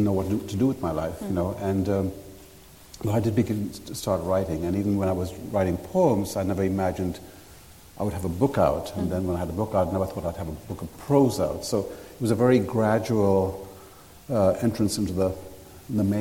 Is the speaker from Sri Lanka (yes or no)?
yes; Sri Lanka; I grew up in Sri Lanka